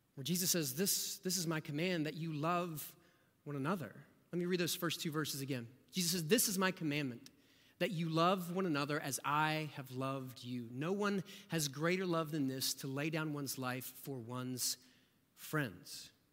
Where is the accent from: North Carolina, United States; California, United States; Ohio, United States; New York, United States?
Ohio, United States; rural Southeast; now in Austin, United States; my family moved to rural Southeast Ohio